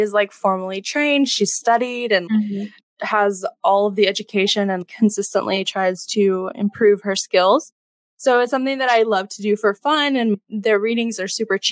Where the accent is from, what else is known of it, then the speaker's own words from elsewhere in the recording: Alabama, United States; moved away as an adult; also born or lived in Yonkers, New York; now in New York, United States; I live in New York. I'm originally from Alabama, but been here for about 2.5 years.